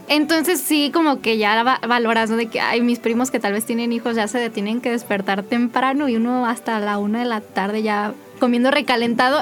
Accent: Mexico City, Mexico; me mudé a la Ciudad de México

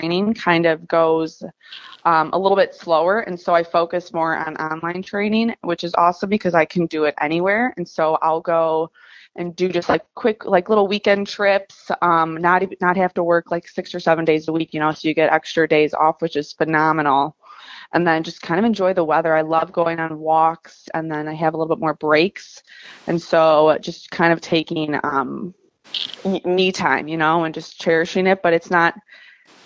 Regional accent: Chicago, Illinois, United States; I'm from Chicago and there's four different seasons

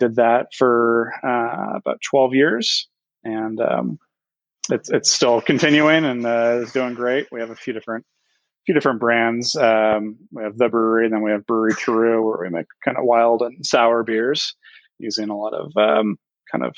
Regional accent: Orange County, California, United States; I was born and raised in Orange County, California

